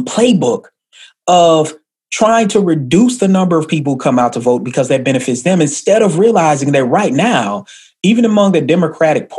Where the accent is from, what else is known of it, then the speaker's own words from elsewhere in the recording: Atlanta, Georgia, United States; moved away; also born or lived in Stone Mountain, Georgia / Tennessee; I grew up in Atlanta. I grew up in Stone Mountain